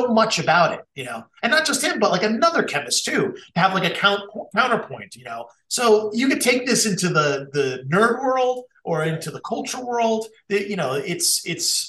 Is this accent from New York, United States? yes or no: yes; Long Island, New York, United States; also born or lived in Queens, New York; I'm from Long Island, which is like Queens light.